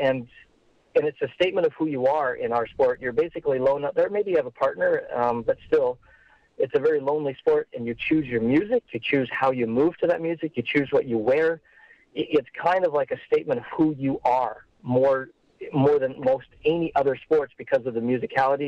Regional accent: Caroline, Alberta, Canada; also born or lived in Rocky Mountain House, Alberta; I grew up about 5 miles west of Caroline.

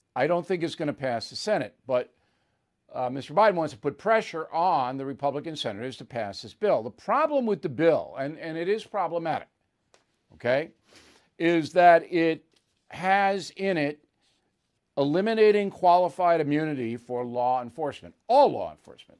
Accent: Levittown, New York, United States; in my Levittown neighborhood

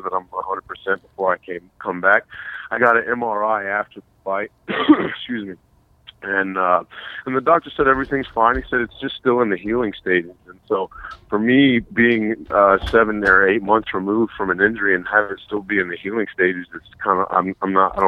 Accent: Tallahassee, Florida, United States; now in Miami, United States; I'm from Tallahassee. I grew up in Tallahassee.

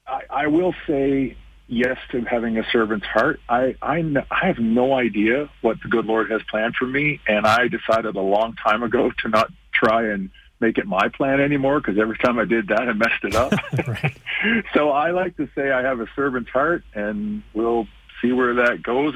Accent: Canada; I'm a very proud Canadian, and, you know, I was born in Canada, raised in Canada, and I'll die in Canada.

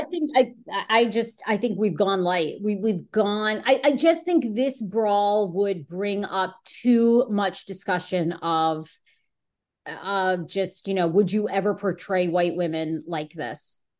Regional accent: Washington, District of Columbia, United States; moved away; my hometown of Washington, D C, where I was for fifteen years

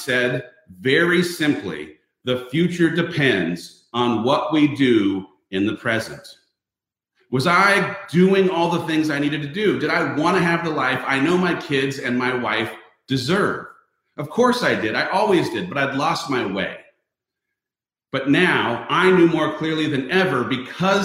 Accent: Southern California, United States; I, as a person who was born and raised in a super homogenous community. I grew up in Southern California in a town where everyone looked the same

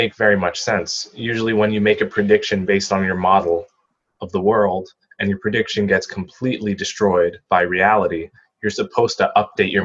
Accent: New Jersey, United States; I grew up in New Jersey

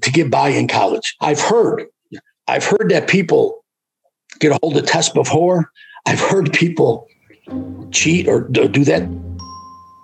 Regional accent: Utica, New York, United States; They would not even let me work in Utica because that was my hometown

